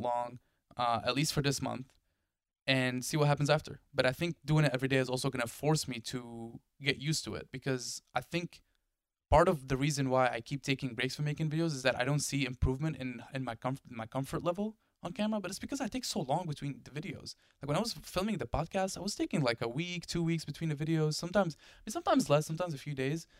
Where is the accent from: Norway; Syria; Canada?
Syria; also born or lived in Delaware; now in United States; I come from Syria. We don't have snow in Syria.